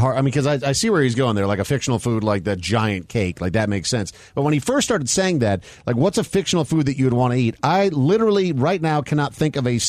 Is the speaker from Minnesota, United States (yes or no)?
yes; Minnesota, United States; And growing up in Minnesota, a lot of green grass all over the place.